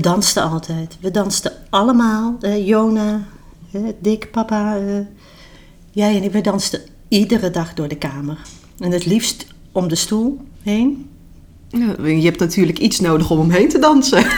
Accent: North Brabant, Netherlands; toen ik opgroeide in Brabant

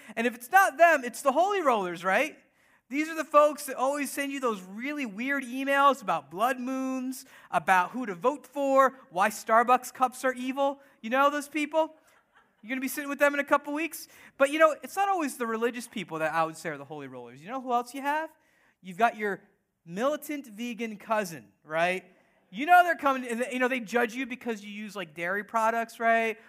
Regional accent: United States; we're all born here, born and raised in the U S of A.

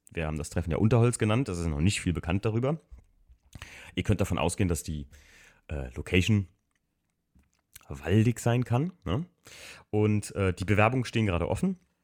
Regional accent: Eifel, Germany; bei uns in der Eifel

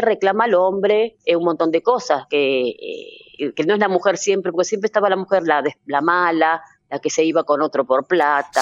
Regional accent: Buenos Aires, Argentina; yo nací en Buenos Aires

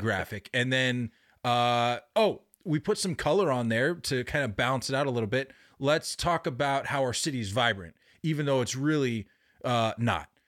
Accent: Baltimore, Maryland, United States; born or raised there; moved away

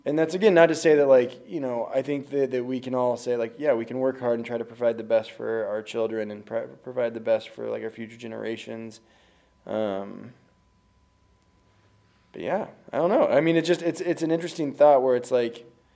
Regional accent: Kansas, United States; I was raised in Kansas

